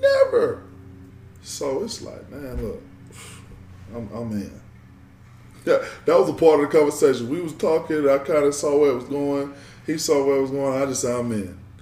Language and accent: English; Georgia, United States; moved away; I'm from Georgia. All my family is in Georgia